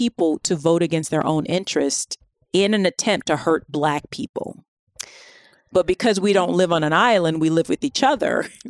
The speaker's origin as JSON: {"language": "English", "region": "the South", "country": "United States", "said": "I'm from the South. The majority of the white people I know are actually poor."}